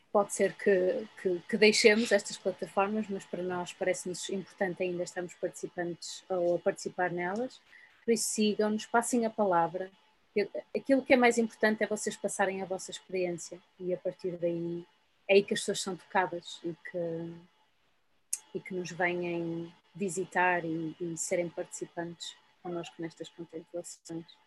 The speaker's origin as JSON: {"language": "Portuguese", "country": "Portugal"}